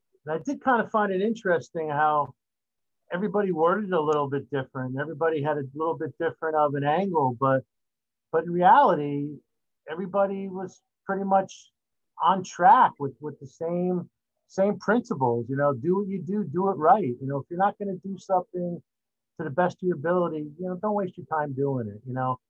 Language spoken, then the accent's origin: English; East Brunswick, New Jersey, United States; I grew up in East Brunswick